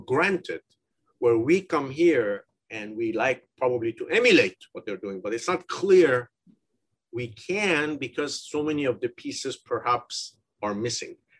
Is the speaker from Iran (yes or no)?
yes; Iran; moved away as an adult; also born or lived in United Kingdom / United States; I'm originally from Iran